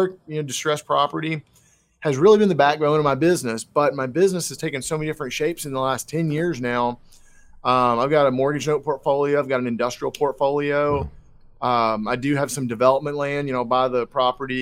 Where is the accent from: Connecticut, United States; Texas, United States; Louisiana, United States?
Texas, United States; born and raised in Texas, lived all across the state